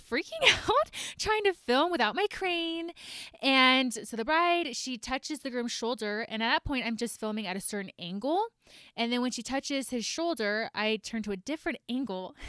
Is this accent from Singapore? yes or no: no; Georgia, United States; moved away as an adult; also born or lived in Idaho; now in Salt Lake City, United States; I grew up in Georgia